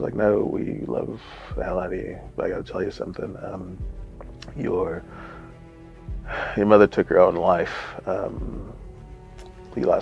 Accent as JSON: {"language": "English", "country": "United States", "also_born_or_lived": "Brooklyn", "moved": "as an adult", "lives_now": "Northampton, United Kingdom", "said": "I'm an American"}